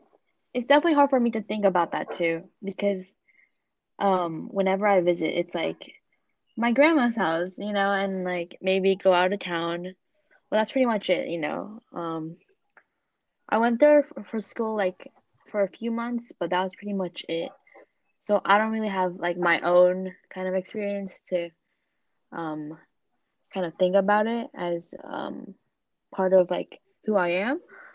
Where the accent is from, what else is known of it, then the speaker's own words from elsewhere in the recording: Japan; I was born in Japan. I was, you know, I grew up there, so that Japanese side of me is definitely stronger in me.